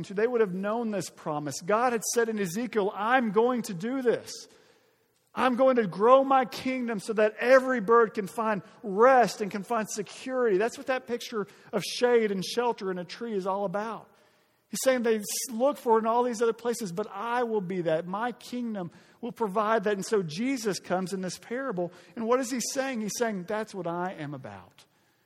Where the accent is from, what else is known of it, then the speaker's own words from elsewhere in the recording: Arkansas, United States; my home state of Arkansas